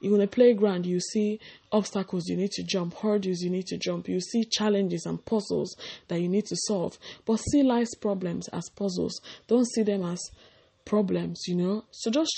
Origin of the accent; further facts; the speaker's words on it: Nigeria; growing up in Nigeria, West Africa.